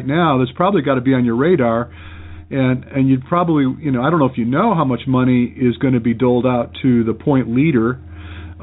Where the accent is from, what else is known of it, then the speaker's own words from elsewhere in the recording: Michigan, United States; I was raised in Michigan